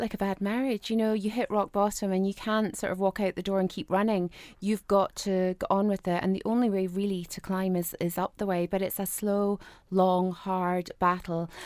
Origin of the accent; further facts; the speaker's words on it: Ireland; moved away as an adult; now in Scotland, United Kingdom; I grew up in Southern Ireland. So I moved over here in less than a year